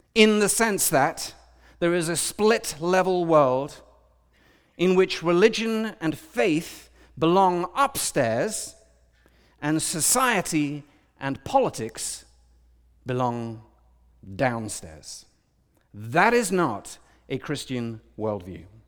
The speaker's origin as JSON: {"language": "English", "country": "United Kingdom", "said": "I'm British"}